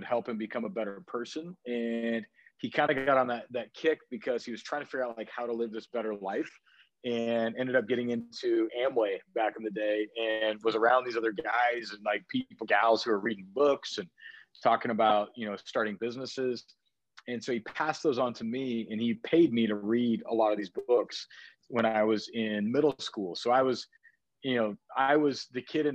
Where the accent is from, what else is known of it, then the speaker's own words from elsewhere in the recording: Coeur d'Alene, Idaho, United States; moved away; I grew up here in Coeur d'Alene in North Idaho, and I kind of boomerang my way back to my roots